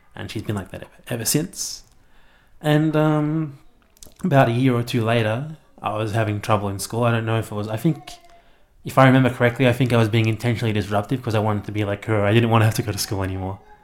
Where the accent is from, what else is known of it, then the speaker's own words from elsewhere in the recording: Melbourne, Victoria, Australia; moved away as an adult; now in Canberra, Australia; I'm from Melbourne, I lived there all my life and I just moved to Canberra about three weeks ago.